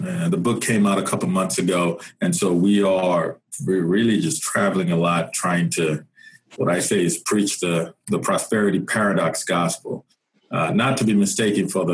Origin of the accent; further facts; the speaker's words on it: Nigeria; moved away as an adult; now in United States; I am originally from Nigeria, came to the U.S. Almost 20 years ago now, and came for college.